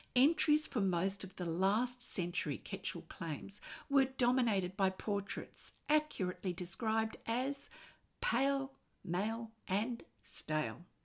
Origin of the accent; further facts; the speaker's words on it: Australia; I'm an Australian textile artist